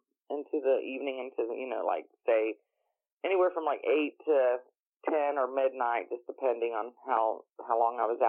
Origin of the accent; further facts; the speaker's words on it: south of the Uwharrie National Forest, North Carolina, United States; moved away; also born or lived in Ohio; I was actually born about 20 minutes south of the Uwari National Forest, lived in Ohio for many, many years, and Jeff and I had always said that when we have the opportunity, we're moving back to my home state